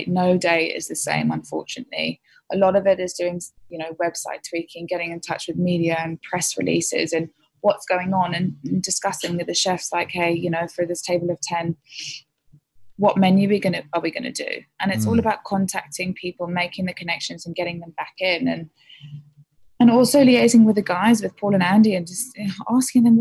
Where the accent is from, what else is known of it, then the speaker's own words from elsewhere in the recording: England, United Kingdom; now in Sydney, Australia; I'm typical English, I drink a lot of tea